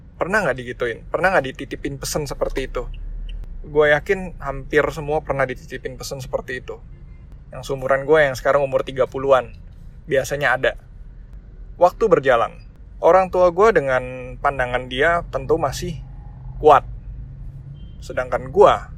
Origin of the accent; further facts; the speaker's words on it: Indonesia; ras gue Chinese ya gue keturunan warga keturunan tapi gue orang Indonesia